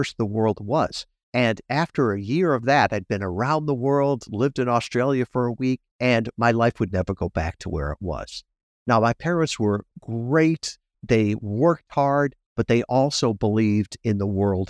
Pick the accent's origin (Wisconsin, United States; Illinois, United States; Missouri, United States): Illinois, United States; suburbs of Chicago; moved away as an adult; I grew up in Mayberry, out in the suburbs of Chicago